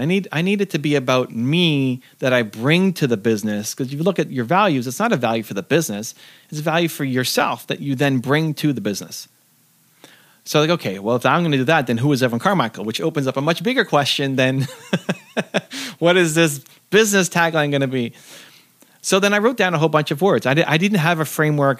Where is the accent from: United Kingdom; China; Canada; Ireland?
Canada; I'm from Canada